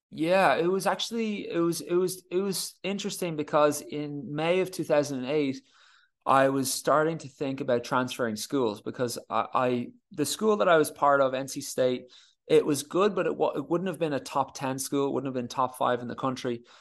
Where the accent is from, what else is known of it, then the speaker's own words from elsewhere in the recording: Ireland; as Irish tennis players